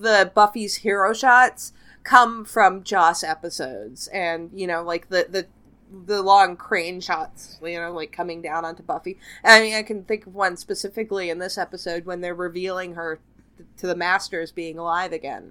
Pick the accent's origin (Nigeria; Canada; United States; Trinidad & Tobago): Canada; I'm Canadian.